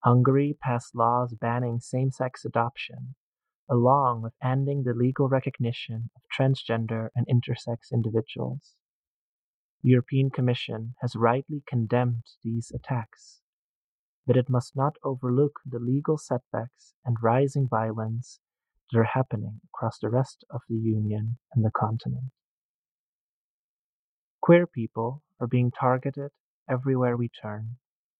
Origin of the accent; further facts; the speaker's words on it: northern Netherlands, Netherlands; my hometown of 1,705 people in the north of the Netherlands.